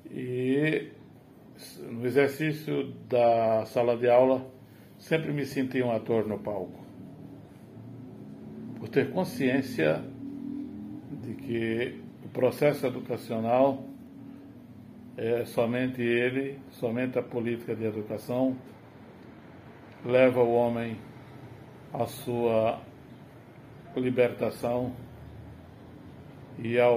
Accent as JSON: {"language": "Portuguese", "town": "São José do Campestre", "region": "Rio Grande do Norte", "country": "Brazil", "tie": "born or raised there", "said": "Não, nasci no interior. Eu sou interiorano é, de um município da região agreste, do Agreste Potiguar, São José do Campestre. Mas eu nasci no campo, sou de origem camponesa, é, é, no meio rural onde havia muita dificuldade."}